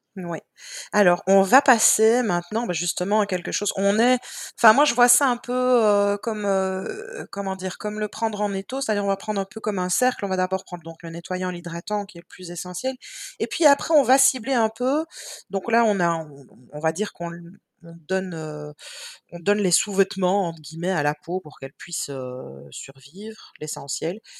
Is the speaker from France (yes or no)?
no; Belgium; on est belge.